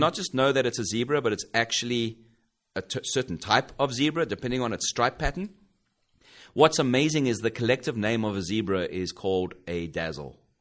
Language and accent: English; South Africa; moved away as an adult; now in United States; I grew up in South Africa